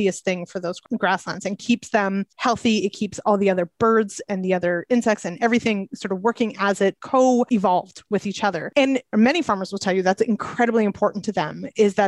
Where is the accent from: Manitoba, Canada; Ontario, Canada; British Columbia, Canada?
Manitoba, Canada; moved away; I'm actually from Manitoba originally.